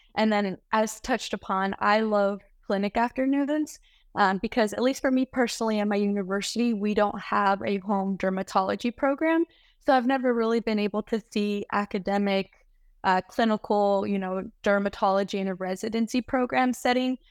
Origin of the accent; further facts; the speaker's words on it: United States; moved away as an adult; also born or lived in Reno, Nevada; now in San Francisco, United States; I was born and raised in the Lake Tahoe area